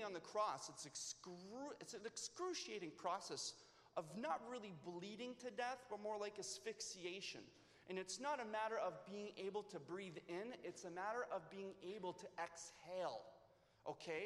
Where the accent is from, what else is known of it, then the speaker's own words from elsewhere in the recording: Leamington, Ontario, Canada; also born or lived in California; I am now from Leamington.